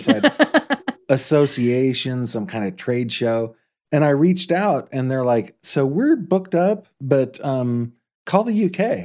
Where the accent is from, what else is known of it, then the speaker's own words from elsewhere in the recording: Orangevale, California, United States; I grew up in Orangevale, but I could spit on Citrus Heights from my